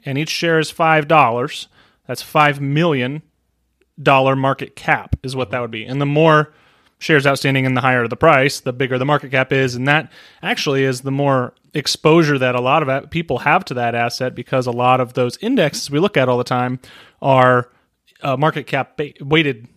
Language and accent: English; United States; I'm an American